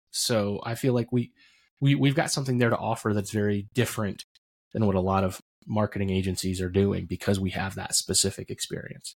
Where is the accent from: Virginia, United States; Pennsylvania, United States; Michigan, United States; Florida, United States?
Pennsylvania, United States; Roulette; I grew up in Potter County